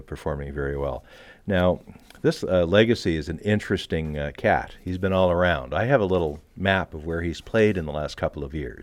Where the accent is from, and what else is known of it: Canada